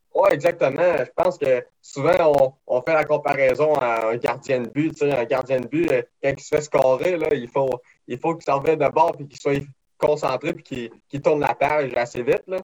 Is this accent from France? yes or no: no; Saint-Joseph-de-Beauce, Quebec, Canada; j'ai grandi à Saint-Joseph-de-Beauce